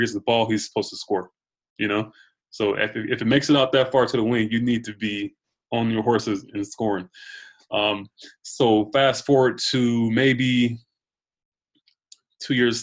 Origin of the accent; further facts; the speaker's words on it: Georgia, United States; moved away as an adult; now in New York, United States; I'm from Georgia.